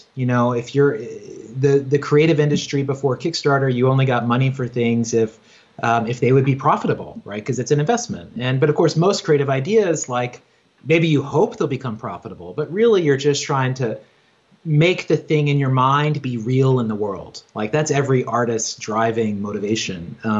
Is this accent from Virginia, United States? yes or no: yes; Virginia, United States; now in New York, United States; You know, I grew up in Southwest Virginia on a farm. I grew up Christian, evangelical Christian, and like had no neighbors, just read books all the time, and like dreamed of being a writer and was always on that path, like moved to New York